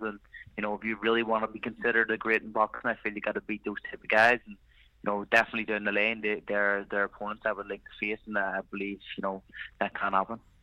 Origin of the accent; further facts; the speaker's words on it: Ireland; I am Irish, you know, I need to represent my country